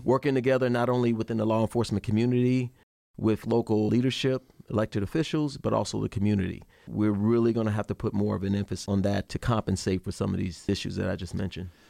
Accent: Chicago, Illinois, United States; moved away as an adult; I'm born and raised in Chicago, Illinois. I left there in eighty-six to join the Army

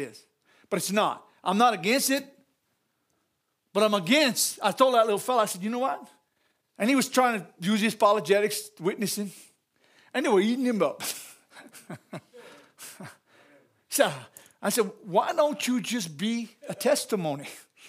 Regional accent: Louisiana, United States; I'm a Cajun, so don't ask me for a big definition.

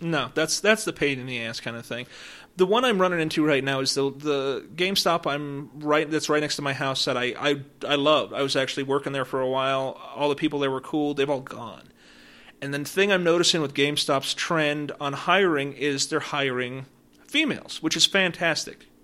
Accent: Woodland Park, Colorado, United States; I grew up in Woodland Park

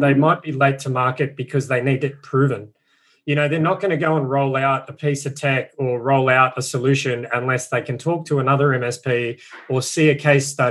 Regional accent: Australia; being an Aussie

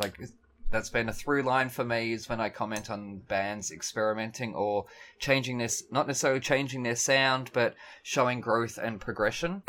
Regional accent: Melbourne, Victoria, Australia; I'm from Melbourne.

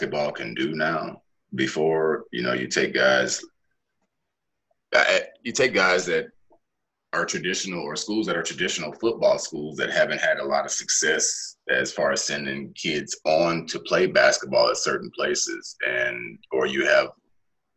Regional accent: Cleveland, United States; my hometown of Cleveland

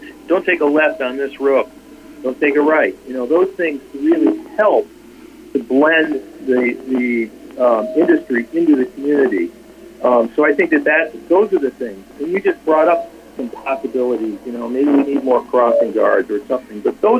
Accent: Juneau, Alaska, United States; I'm from Juneau. I'm a long-term resident of Juneau

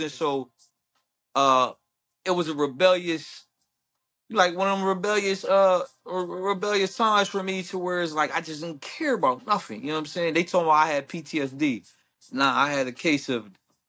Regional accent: Pittsburgh, Pennsylvania, United States; also born or lived in Harrisburg, Pennsylvania; on the north side is where I grew up mostly

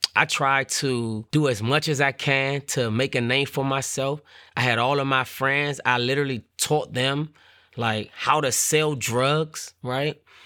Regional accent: Washington, District of Columbia, United States; growing up in Washington, D C, the neighborhood, it was called Paradise

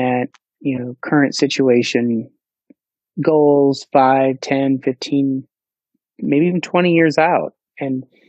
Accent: Iowa, United States; I'm born and raised in Iowa, educated in Iowa, graduated from the University of Northern Iowa and came to Central Iowa.

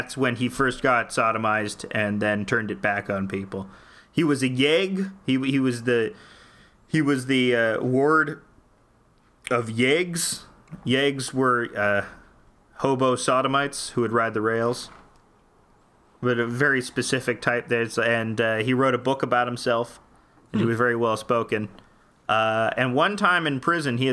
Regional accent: Canada; I'm Canadian

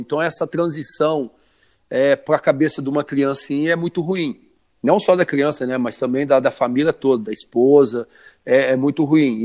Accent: Orlândia, São Paulo, Brazil; sou natural de Orlândia, interior de São Paulo

